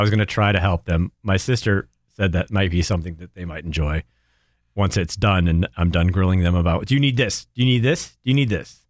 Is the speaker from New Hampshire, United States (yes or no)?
yes; Durham, New Hampshire, United States; moved away; where I grew up in New Hampshire is right by the University of New Hampshire